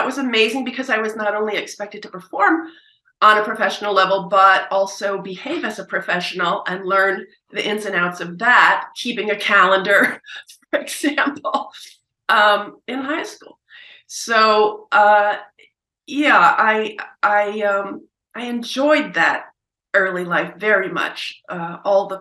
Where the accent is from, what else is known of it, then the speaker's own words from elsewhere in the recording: Princeton, New Jersey, United States; moved away as an adult; also born or lived in Oberlin / Manhattan; I did get pulled down to Princeton, my hometown, to begin teaching